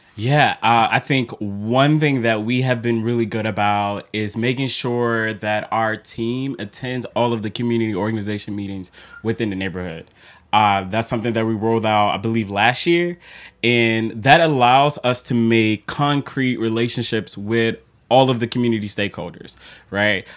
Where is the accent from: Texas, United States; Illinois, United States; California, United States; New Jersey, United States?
Illinois, United States; Chicago; moved away as an adult; now in Philadelphia, United States; being from Chicago, and I, I still still remember my first time traveling downtown Chicago. Uh, I grew up on the South Side